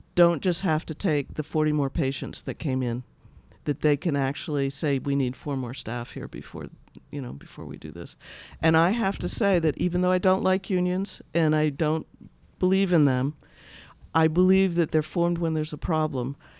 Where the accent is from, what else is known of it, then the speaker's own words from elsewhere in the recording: Boston, Massachusetts, United States; I'm from Boston.